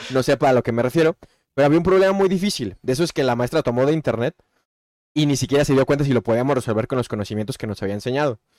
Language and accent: Spanish; Mexico; soy mexicano